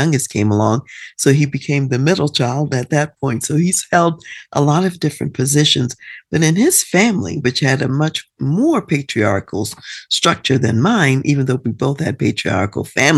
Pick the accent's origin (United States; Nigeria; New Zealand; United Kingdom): United States; Baltimore, Maryland; my early years were spent in Baltimore